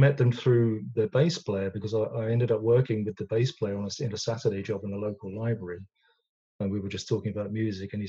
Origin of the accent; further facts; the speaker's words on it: London, United Kingdom; I'm a West Londoner. I'm from Ealing.